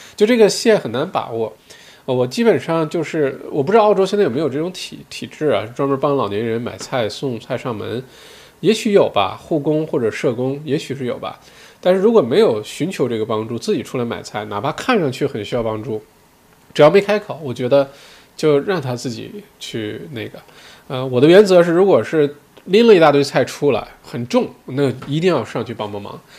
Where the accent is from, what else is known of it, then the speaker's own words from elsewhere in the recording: China; now in Melbourne, Australia; 因为我自己作为中国人